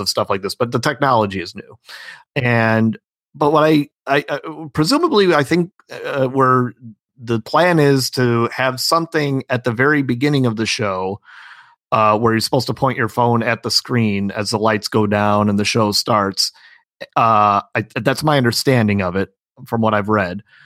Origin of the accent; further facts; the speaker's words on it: Illinois, United States; I'm from Illinois